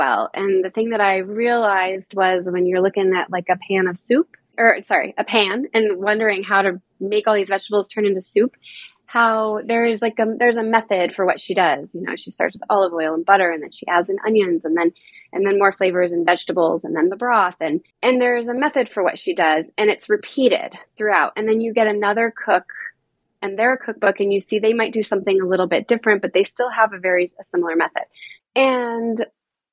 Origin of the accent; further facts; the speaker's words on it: Boulder, Colorado, United States; moved away as an adult; also born or lived in Caribbean; I was from Boulder, Colorado, like a a natural organic hippie town